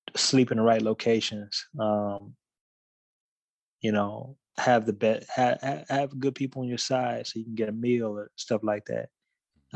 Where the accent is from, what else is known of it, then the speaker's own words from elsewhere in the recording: Dallas, Texas, United States; a musician from Dallas